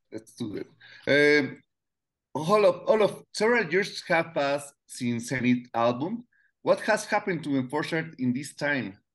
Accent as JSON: {"language": "English", "region": "Mexico City", "country": "Mexico", "second_language": "English", "said": "From Mexico City."}